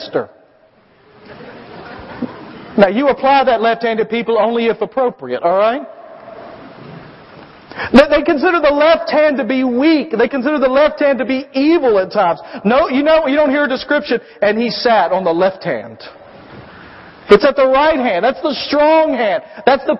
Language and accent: English; United States; we, as American Christians